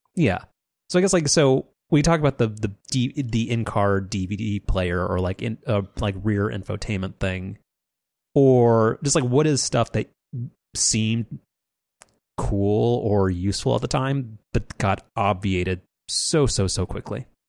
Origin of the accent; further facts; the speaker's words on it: Southern California, United States; we grew up in Southern California